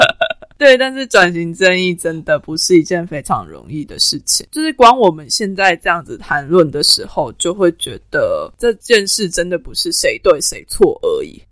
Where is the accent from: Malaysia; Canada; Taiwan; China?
Taiwan; 我身为一个台湾人